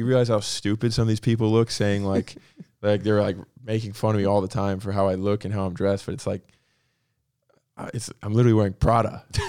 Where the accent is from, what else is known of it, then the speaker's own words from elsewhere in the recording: Palm Coast, Florida, United States; also born or lived in Michigan; I consider myself somewhat of a middle America kid. I was born in Michigan, the town I grew up in North Florida is like kind of out in the boonies. Like Palm Coast is not known for its culture of by any means.